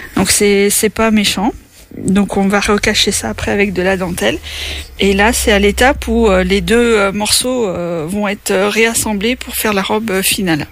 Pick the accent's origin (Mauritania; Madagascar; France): France; Craon, Pays de la Loire; also born or lived in Laval; je suis originaire de Cran, j'habite à bouchon les donc pas très loin